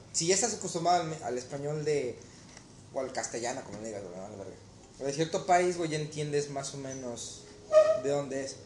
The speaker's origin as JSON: {"language": "Spanish", "country": "Mexico", "moved": "yes", "said": "ser mexicano"}